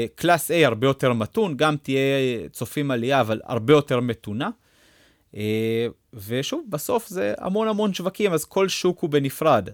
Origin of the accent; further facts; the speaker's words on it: Israel; אנחנו תמיד כישראלים